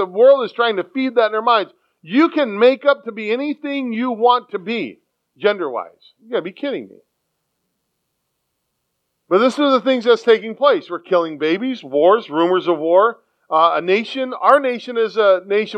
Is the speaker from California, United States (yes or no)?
yes; San Diego, California, United States; moved away; a city boy, born and raised in San Diego